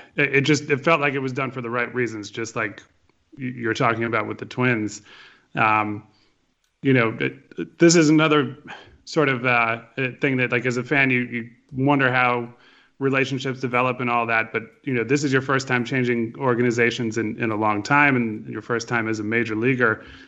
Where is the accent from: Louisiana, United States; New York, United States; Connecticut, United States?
Connecticut, United States; I grew up in Connecticut. I grew up on New Britain Red Sox and then Rock Cats baseball